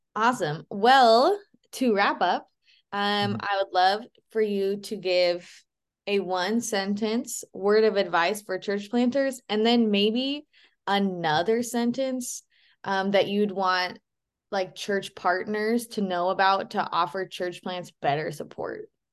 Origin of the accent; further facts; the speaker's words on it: Boise, Idaho, United States; I grew up in Boise as well